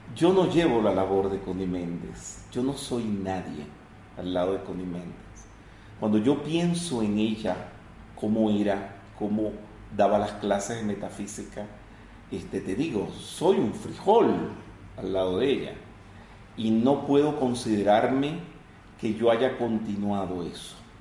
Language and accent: Spanish; Venezuela